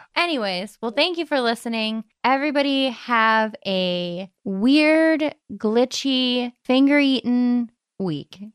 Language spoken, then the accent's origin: English; Madison, Ohio, United States